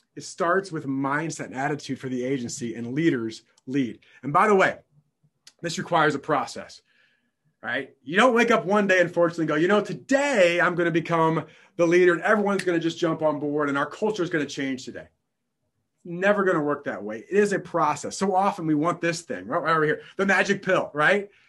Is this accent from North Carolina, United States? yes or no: no; downstate Illinois, United States; I'm born and raised in Illinois and not Chicago, Illinois, downstate Illinois